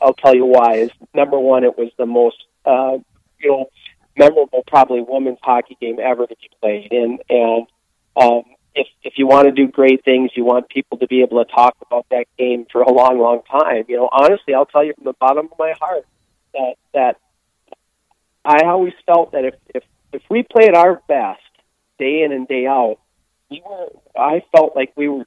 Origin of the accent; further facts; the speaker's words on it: Duluth, Minnesota, United States; I grew up in Duluth, Minnesota